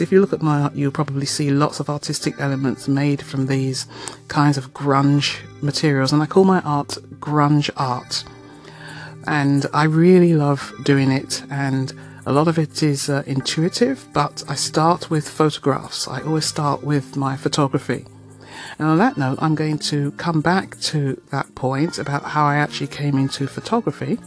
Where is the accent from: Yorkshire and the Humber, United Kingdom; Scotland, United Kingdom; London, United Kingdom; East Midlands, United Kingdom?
London, United Kingdom; now in Toronto, Canada; I am a Londoner and I live in Toronto and I have done for several years, but I do go home to the UK fairly frequently